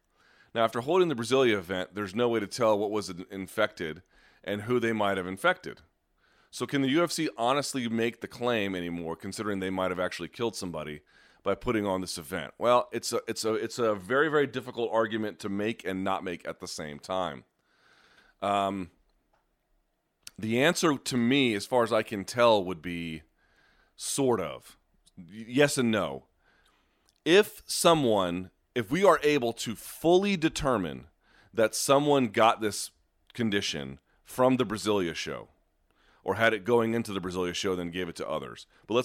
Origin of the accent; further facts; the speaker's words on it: Australia; In my home country, the biggest sport by attendance and interest is Australian rules football